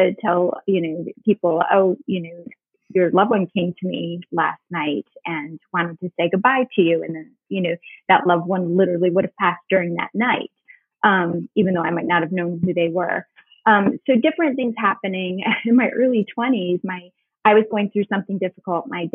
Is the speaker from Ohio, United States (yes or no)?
no; Northern New York, United States; now in Charleston, United States; I grew up in Northern New York as well